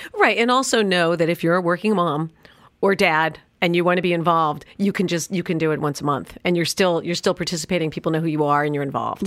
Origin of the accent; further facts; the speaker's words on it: New York City, New York, United States; also born or lived in Los Angeles; now in Park Cities, United States; I grew up in New York City